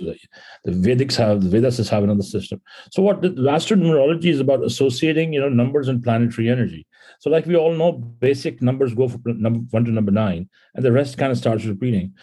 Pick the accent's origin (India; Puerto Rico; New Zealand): India; moved away as an adult; now in California, United States; growing up in India